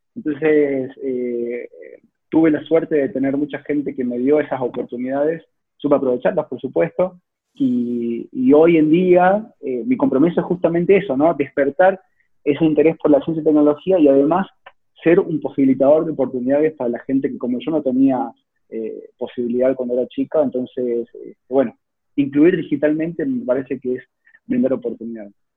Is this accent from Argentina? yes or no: yes; Salta, Argentina; moved away as an adult; now in Córdoba, Argentina; yo soy originalmente de Salta, hace, si bien hace 12 años que vivo en Córdoba, nací allá en Salta